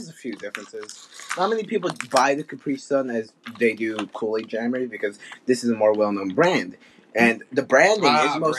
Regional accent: United States; Yeah, I'm not from Mexico, I was born here in the U.S.

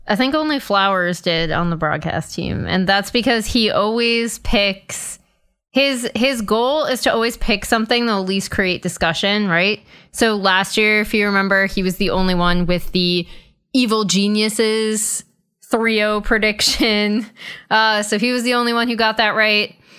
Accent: Boston, Massachusetts, United States; now in Los Angeles, United States; I'm from Boston

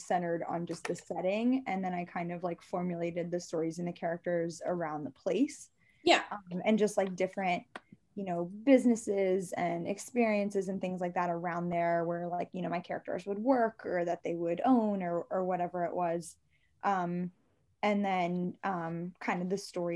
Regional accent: Maryland, United States; I'm from Maryland

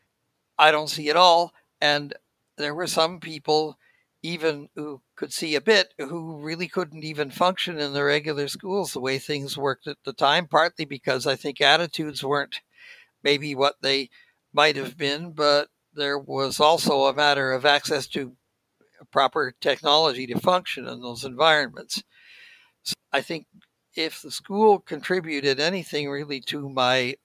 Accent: Saskatoon, Saskatchewan, Canada; moved away as an adult; also born or lived in Ontario; now in Gatineau, Canada; I was born in Saskatoon, and that's where I would travel from when I was going to the school

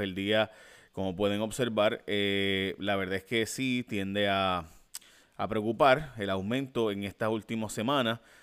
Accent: Puerto Rico

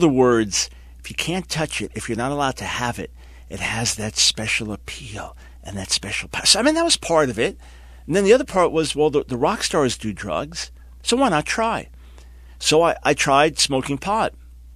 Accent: New York City and Long Island, United States; born and raised in New York City and Long Island

